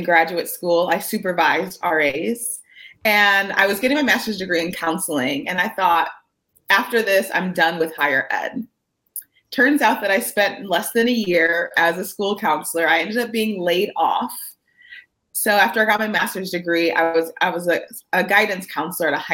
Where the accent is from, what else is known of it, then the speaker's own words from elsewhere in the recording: Michigan, United States; moved away as an adult; now in California, United States; I'm originally from Michigan and I have been gone since 2008, but I went to college at the University of Michigan